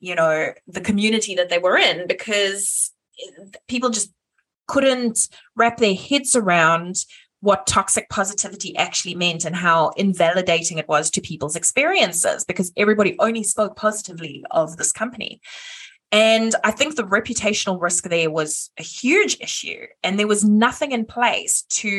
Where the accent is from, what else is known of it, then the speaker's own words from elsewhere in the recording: South Africa; I'm South African